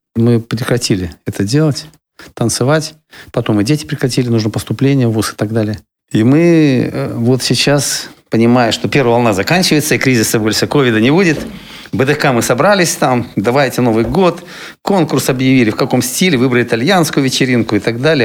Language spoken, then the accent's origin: Russian; Siberia, Russia; now in Kaliningrad, Russia; я человек из Сибири